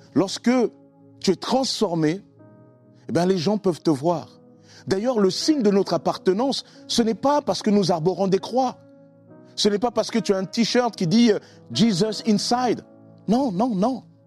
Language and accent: French; Sarcelles, Île-de-France, France; also born or lived in Congo-Brazzaville; now in Argenteuil, France; je suis originaire du Congo-Brazzaville. j'ai été élevé par mes grands-parents, etc. Et j'ai rejoint ma mère à l'âge de 10 ans en France